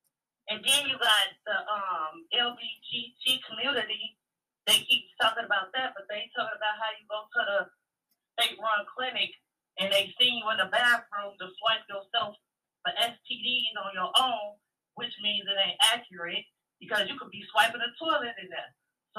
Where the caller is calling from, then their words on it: Chicago, Illinois, United States; This is … Chicago.